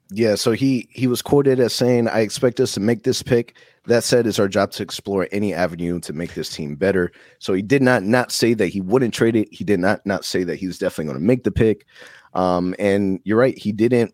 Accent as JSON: {"language": "English", "town": "Orlando", "region": "Florida", "country": "United States", "tie": "born or raised there", "said": "Born and raised in Orlando"}